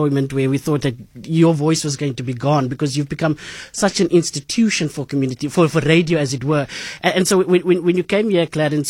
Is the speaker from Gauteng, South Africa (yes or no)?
no; Cape Town, Western Cape, South Africa; I grew up in Bonteville